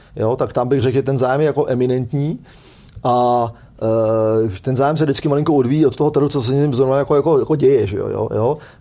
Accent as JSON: {"language": "Czech", "country": "Czechia", "said": "U nás v Čechách"}